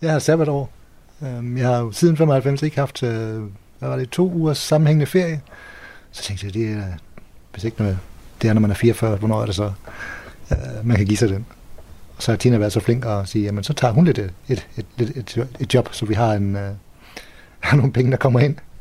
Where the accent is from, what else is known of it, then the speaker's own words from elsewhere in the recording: Ringkøbing, Central Denmark Region, Denmark; now in Hvide Sande, Denmark; Jeg er vokset op i Ringkøbing